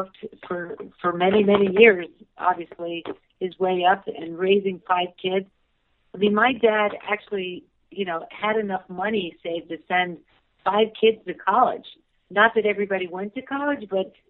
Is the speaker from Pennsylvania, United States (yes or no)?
no; Deerfield, Illinois, United States; moved away as an adult; also born or lived in Vicksburg, Mississippi / Oshkosh, Wisconsin / New Jersey; now in Jackson Hole, United States; And then our parents moved us to a suburb of Chicago, Deerfield, Illinois, where I grew up all through high school